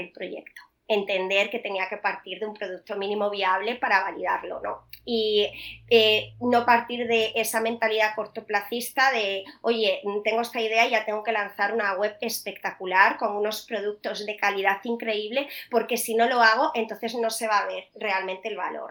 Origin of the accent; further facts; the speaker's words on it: Vigo, Galicia, Spain; moved away as an adult; also born or lived in Salamanca / Madrid; yo soy de Vigo